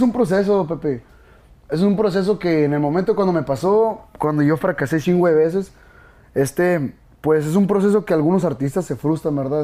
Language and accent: Spanish; Mexico; Soy, soy orgulloso de ser mexicano